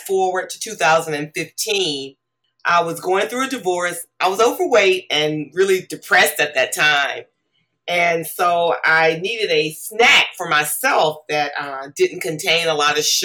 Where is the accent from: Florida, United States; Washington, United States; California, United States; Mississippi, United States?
Mississippi, United States; I grew up in Mississippi